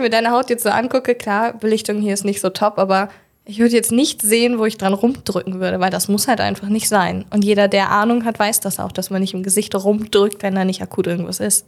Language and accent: German; Hildesheim, Lower Saxony, Germany; now in Jever, Germany; ich äh, bin in Hildesheim geboren